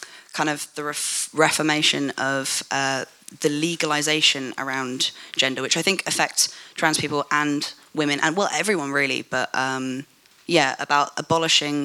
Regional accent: London, United Kingdom; I'm white British, and I was born in London

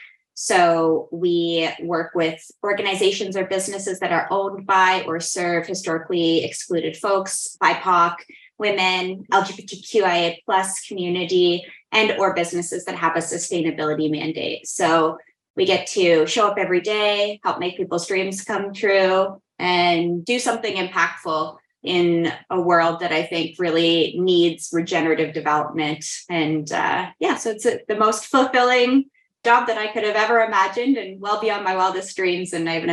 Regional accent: Nova Scotia, Canada; Yeah, I grew up in Nova Scotia. We were a military family. So most of my formative years were in the Annapolis Valley.

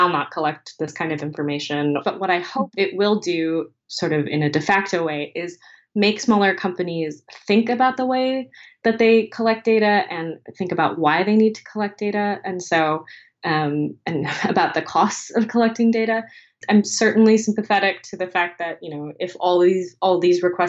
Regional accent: United States; as an American

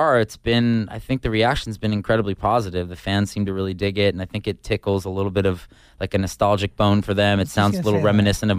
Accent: suburban New York, United States; moved away; I grew up in like suburban New York, but the city was really close.

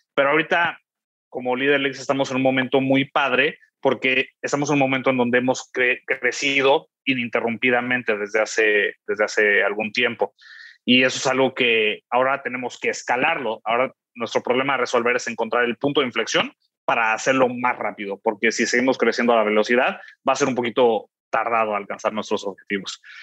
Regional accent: Mexico; yo soy mexicano

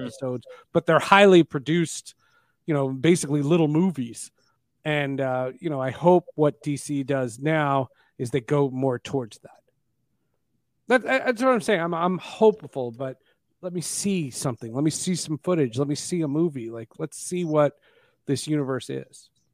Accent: New Jersey, United States; I grew up in New Jersey

